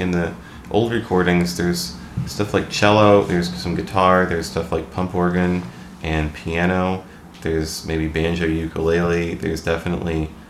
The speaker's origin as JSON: {"language": "English", "region": "Western Illinois", "country": "United States", "moved": "as an adult", "lives_now": "Minneapolis, United States", "said": "I'm from Western Illinois, over toward the place where it hits Iowa and Missouri."}